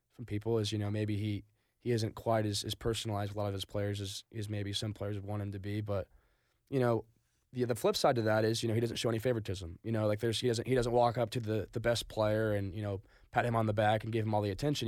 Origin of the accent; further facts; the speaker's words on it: Stillwater, Oklahoma, United States; grew up in Stillwater, went to Stillwater High School